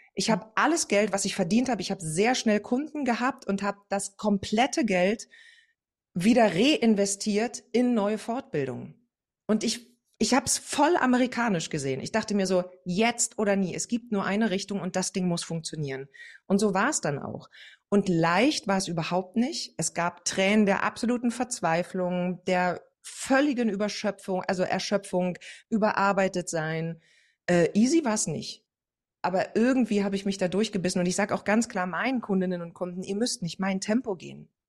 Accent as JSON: {"language": "German", "region": "East Germany", "country": "Germany", "said": "Also ich komme, wie schon gesagt, aus dem Osten"}